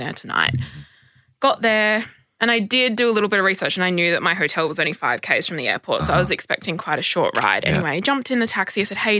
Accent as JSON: {"language": "English", "town": "Perth", "region": "Western Australia", "country": "Australia", "moved": "as an adult", "lives_now": "Sydney, Australia", "said": "I am originally from Perth, and I've been living in Sydney for the last 2 years"}